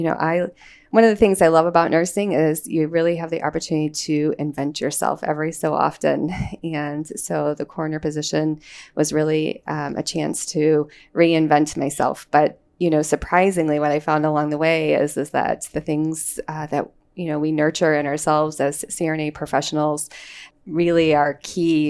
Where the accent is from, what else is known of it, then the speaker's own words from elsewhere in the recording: Chicago, Illinois, United States; now in Libertyville, United States; So Chicago is my hometown